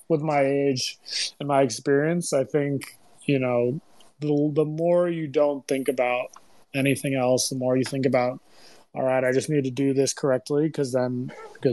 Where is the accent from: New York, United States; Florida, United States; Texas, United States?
New York, United States; New York City; moved away as an adult; also born or lived in Austin; now in Chicago, United States; I'm from New York City